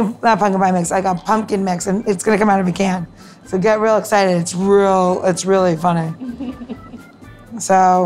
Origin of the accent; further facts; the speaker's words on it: Elmont, New York, United States; now in Washington, D.C., United States; growing up in Long Island, in like, right on the Queens border